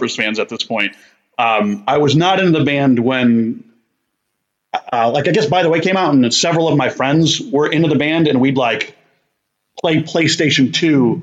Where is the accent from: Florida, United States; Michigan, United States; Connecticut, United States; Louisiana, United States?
Connecticut, United States; Barkhamsted; I'm from Connecticut, USA, and a small town called Barkhamsted, and kind of grew up doing small-town shenanigans